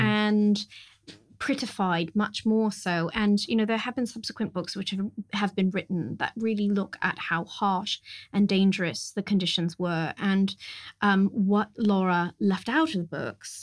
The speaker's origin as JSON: {"language": "English", "region": "California", "country": "United States", "tie": "born or raised there", "said": "I grew up in California"}